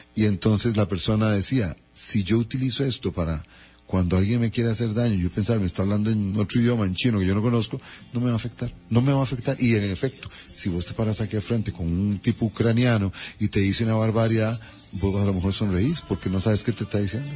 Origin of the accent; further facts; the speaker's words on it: Costa Rica; como somos los ticos